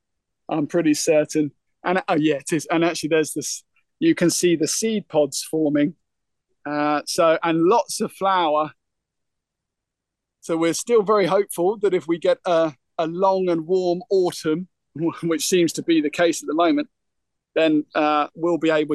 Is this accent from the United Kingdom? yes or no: yes; Isle of Thanet, South East England, United Kingdom; growing up on the Isle of Thanet, we've got a maritime situation.